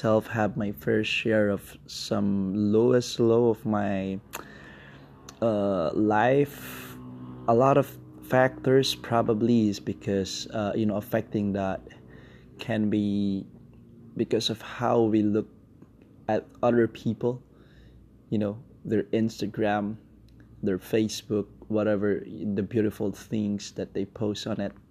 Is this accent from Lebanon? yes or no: no; Philippines; now in Kuala Lumpur, Malaysia; I'm based in Kuala Lumpur, Malaysia. I'm Filipino.